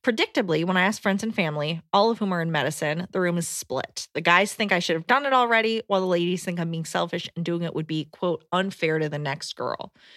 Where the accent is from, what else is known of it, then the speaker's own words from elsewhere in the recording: Decatur, Georgia, United States; I'm from Atlanta.